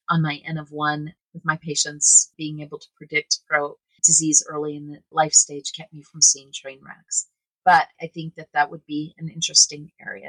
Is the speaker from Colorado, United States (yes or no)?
yes; Colorado, United States; Peak is a nod to my home state of Colorado, and it's also a nod to being the best, being at the pinnacle of your game.